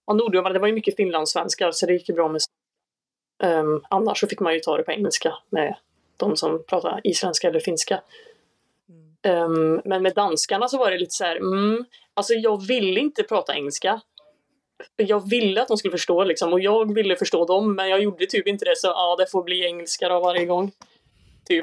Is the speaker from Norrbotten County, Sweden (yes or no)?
no; Säffle, Värmland, Sweden; moved away as an adult; now in Lund, Sweden; fyllde 23 nyligen och jag kommer från Värmland i Säffle, eller Säffle i Värmland